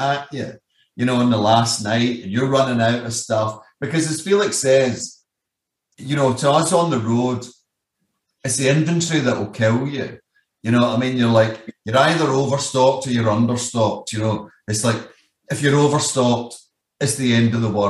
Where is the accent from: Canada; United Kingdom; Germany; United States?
United Kingdom; Scotland; I'm Scottish